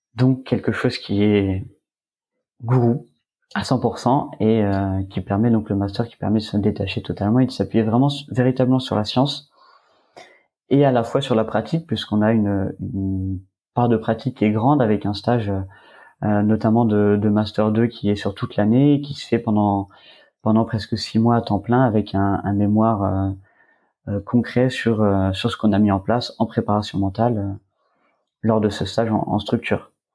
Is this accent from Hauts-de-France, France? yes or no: no; Var, Provence-Alpes-Côte d'Azur, France; je suis originaire du Var